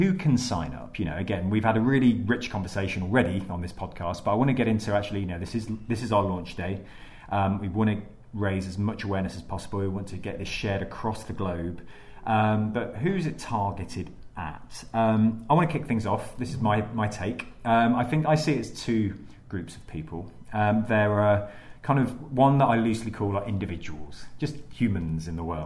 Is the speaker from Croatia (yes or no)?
no; Leicester, East Midlands, United Kingdom; now in London, United Kingdom; I'm from Leicester